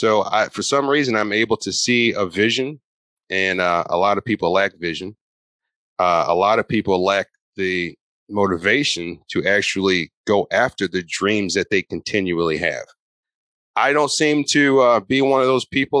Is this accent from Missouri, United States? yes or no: yes; St. Louis, Missouri, United States; I'm from St. Louis, and St. Louis is one of the hottest real estate investing markets in the country